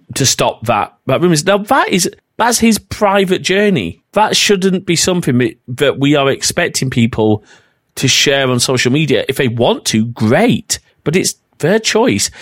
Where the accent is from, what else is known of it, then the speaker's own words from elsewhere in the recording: North West England, United Kingdom; accent: northern; also born or lived in Preston; my northern accent's coming out here quite a bit